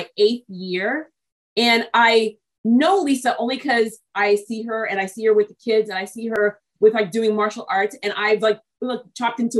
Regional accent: New England, United States; also born or lived in Brooklyn, New York / Texas / Australia / Ireland; I was born in Brooklyn, New York, but I was raised in New England.

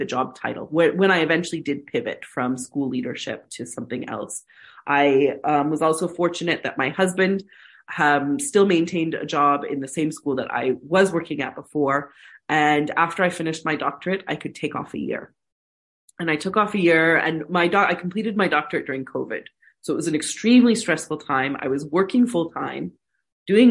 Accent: United States; moved away; I'm an American.

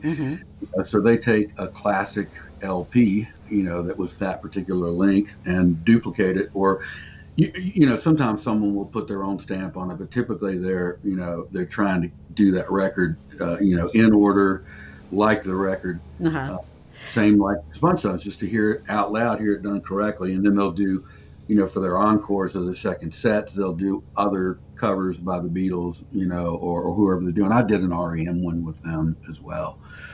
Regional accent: Charlotte, North Carolina, United States; now in Southport, United States; I was born in Charlotte. I'm living in Southport, North Carolina now, which is about, it's on the coast, about 4 hours away from here.

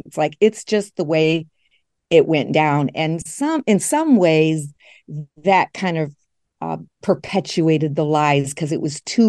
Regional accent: Grand Rapids, Michigan, United States; I'm still in West Michigan. I grew up here in West Michigan in a very conservative and religious community called Grand Rapids.

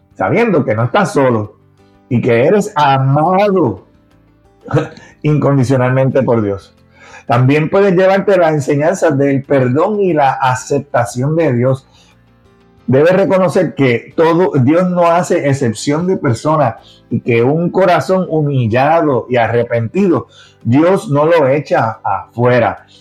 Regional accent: Puerto Rico; accent: Puerto Rican; como boricua. ¿eh? el acento se conoce

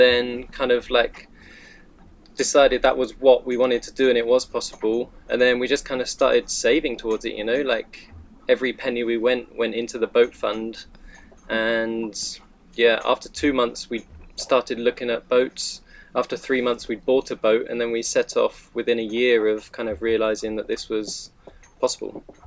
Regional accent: United Kingdom; moved away; I'm from the UK

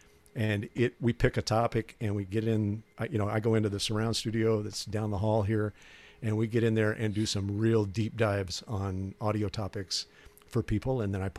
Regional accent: St. Louis, Missouri, United States; also born or lived in Kansas City; Well, I was born in Kansas City, and then moved to St. Louis when I was about, I don't know, 7, 8 years

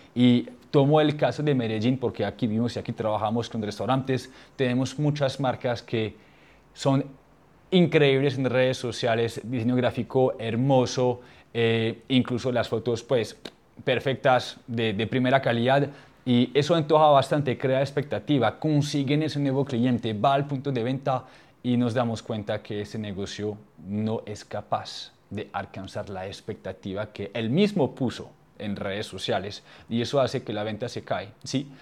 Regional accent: France; accent: French; Spanish is a second language; moved away; mi idioma no es el español, pues yo soy, yo soy francés y tengo el acento

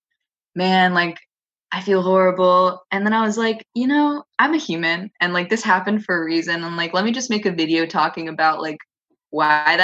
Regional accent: Los Angeles, California, United States; born and raised here

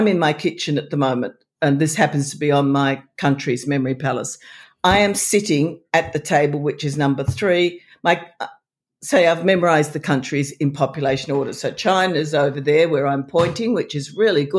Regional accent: Australia; I was born, I'm Australian.

